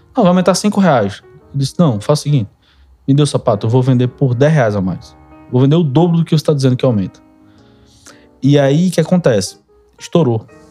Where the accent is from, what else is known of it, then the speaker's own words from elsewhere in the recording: Recife, Pernambuco, Brazil; Sou natural de Recife. Minha vida inteira foi foi foi em Recife